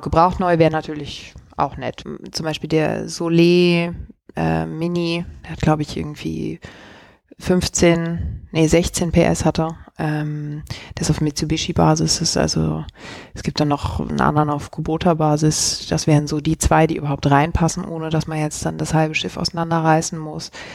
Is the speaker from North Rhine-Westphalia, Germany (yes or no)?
yes; Cologne, North Rhine-Westphalia, Germany; moved away as an adult; also born or lived in Switzerland; now in Zurich, Switzerland; ich komme ursprünglich aus Köln und bin aber jetzt schon zehn Jahre in der Schweiz